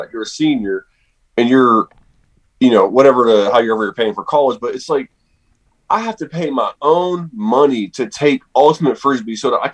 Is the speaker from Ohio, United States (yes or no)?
yes; Steubenville, Ohio, United States; born and raised in Steubenville, Ohio